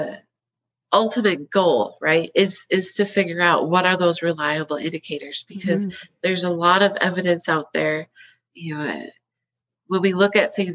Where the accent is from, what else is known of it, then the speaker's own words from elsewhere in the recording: Wisconsin, United States; moved away; I'm originally from Wisconsin. I've got dairy in my blood from the get-go. So I grew up on a small dairy farm